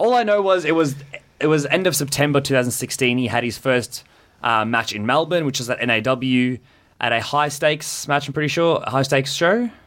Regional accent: South Africa; now in Australia; when I was growing up in South Africa. Um, when I first moved over here

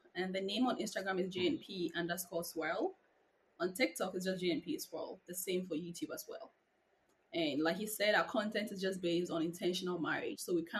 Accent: Ghana; moved away as an adult; now in United States; Okay, so I'm originally from Ghana. I moved to the States

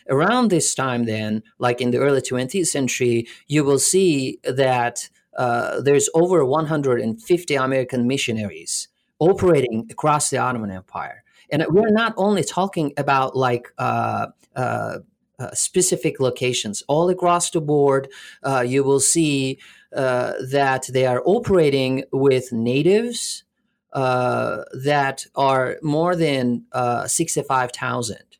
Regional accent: Alanya, Antalya, Turkey; also born or lived in Canada; now in Florida, United States; I was born in Alanya, which is a s, uh, a little, uh, touristy place in southern, uh, Turkey

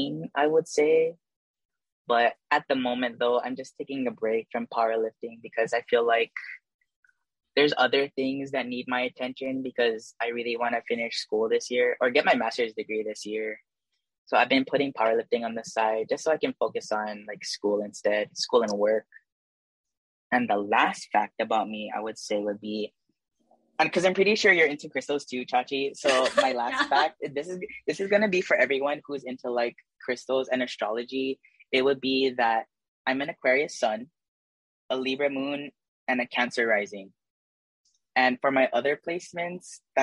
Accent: Waialua, Hawaii, United States; also born or lived in Waipahu; I was born and raised in the Wailua side

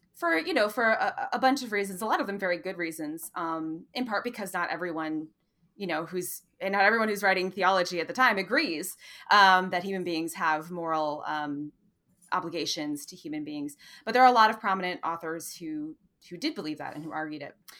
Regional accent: Madison, Wisconsin, United States; moved away; also born or lived in Oxford, Mississippi / Notre Dame, Indiana; my hometown in Madison, Wisconsin

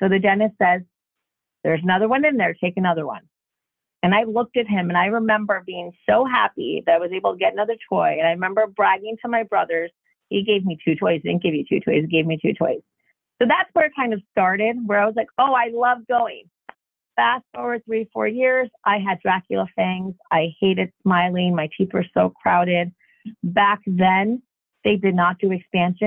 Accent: Jackson, New Jersey, United States; I grew up in Jackson, New Jersey, which is a very small town, especially when we moved there

